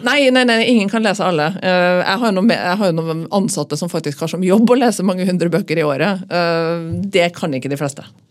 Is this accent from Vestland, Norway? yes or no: no; Trøndelag, Norway; now in Oslo, Norway; så er jeg jo trønder